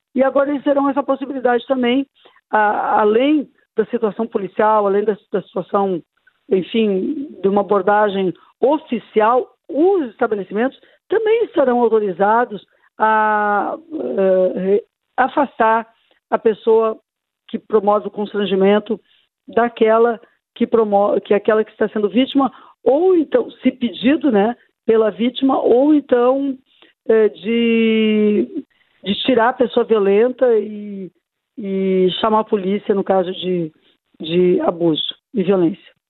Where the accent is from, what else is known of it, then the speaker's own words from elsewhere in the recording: Porto Alegre, Rio Grande do Sul, Brazil; Aqui mesmo na cidade de onde eu sou originária, não é? A minha Porto Alegre, tão querida